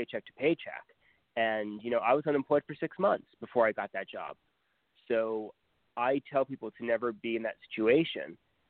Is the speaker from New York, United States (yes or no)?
yes; New York City, New York, United States; moved away as an adult; also born or lived in South Florida / Nashville; now in Indiana, United States; I grew up in New York City in Queens, and I had a traditional New York upbringing.